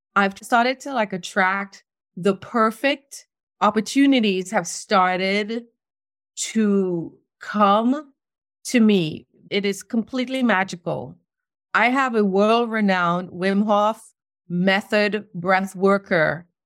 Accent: Trinidad & Tobago; moved away as an adult; also born or lived in New York City, United States; now in North Carolina, United States; I was born in Trinidad, and I lived there until I was twenty

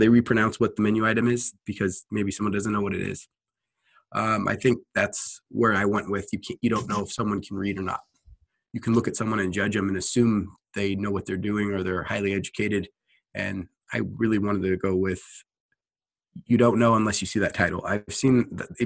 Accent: Tacoma, Washington, United States; born and raised in the Tacoma, Washington area

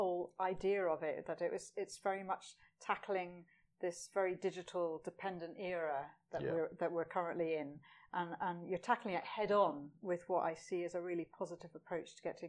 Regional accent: Scotland, United Kingdom; That's an acquired taste in itself, isn't it? Being a Scot, I know all about that.

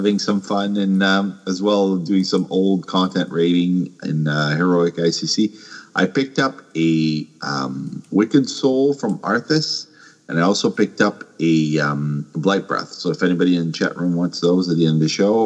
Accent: Canada; I'm Canadian.

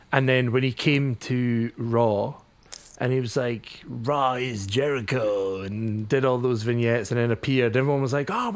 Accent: Scotland, United Kingdom; I am Scottish

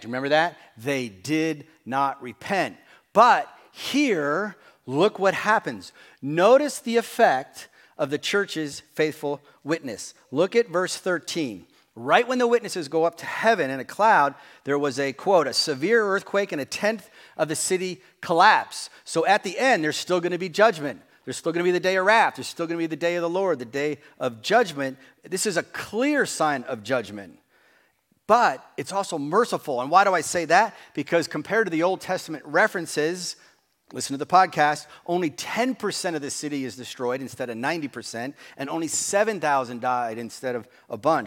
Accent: New Jersey, United States; We grew up in New Jersey

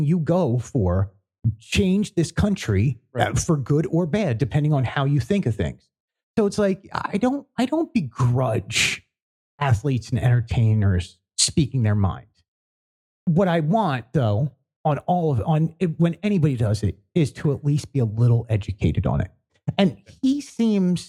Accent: Philadelphia, Pennsylvania, United States; I grew up in Philly.

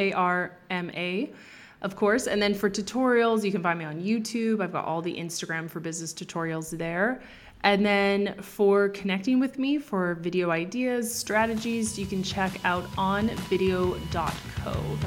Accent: Canada; moved away as an adult; also born or lived in Toronto; now in Spain; I was born in Canada.

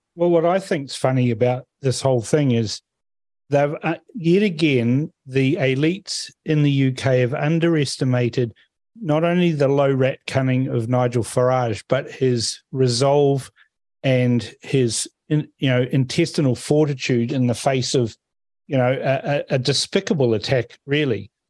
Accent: Fiji; now in New Zealand; I'm from Fiji. I was born there

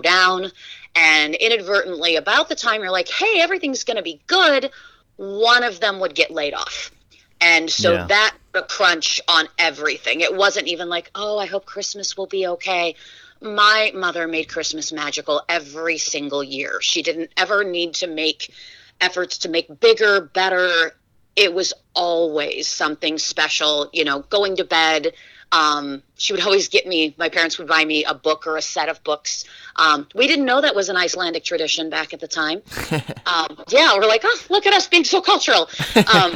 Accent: Shavehead Lake, Michigan, United States; now in Indiana, United States; When I was three, we moved up to Shavehead Lake in Michigan, really out in the middle of nowhere

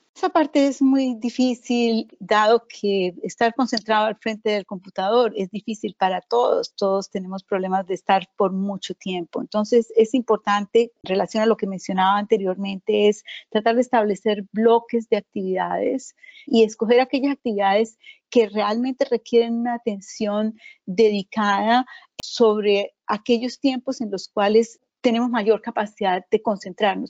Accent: Colombia; moved away; Soy originalmente de Colombia

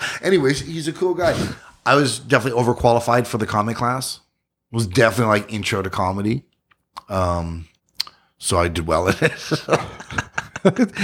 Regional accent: Ottawa, Ontario, Canada; also born or lived in Yukon / Kingston; I was born in the Yukon, but I'm from Ottawa

